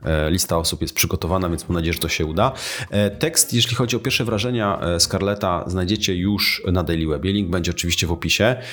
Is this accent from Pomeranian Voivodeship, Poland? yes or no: yes; Tricity, Pomeranian Voivodeship, Poland; jestem z Trójmiasta, teraz właściwie z okolic Trójmiasta